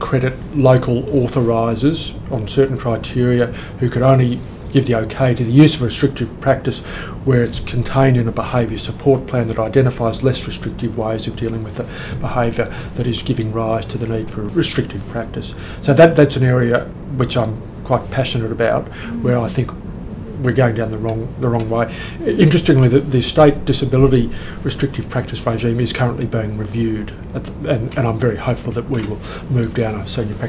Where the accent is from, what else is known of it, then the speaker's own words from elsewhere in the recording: Melbourne, Victoria, Australia; That's actually the most surprising thing, because I came from Melbourne.